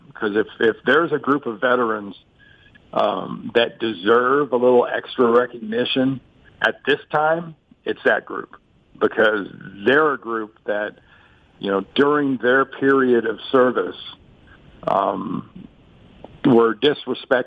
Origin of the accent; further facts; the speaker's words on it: United States; I'm American